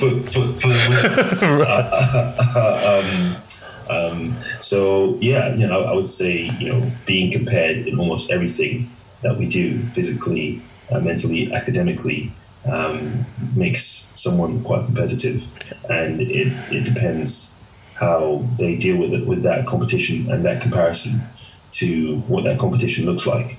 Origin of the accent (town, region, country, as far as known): London, United Kingdom; born or raised there; also born or lived in Hackney, London